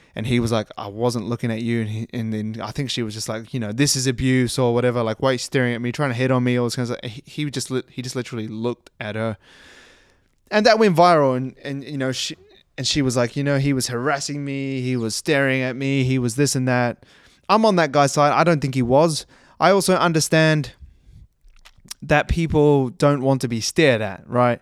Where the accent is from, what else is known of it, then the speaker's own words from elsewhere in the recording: New Zealand; also born or lived in Christchurch, New Zealand; now in Australia; I live in Australia. And I was born in New Zealand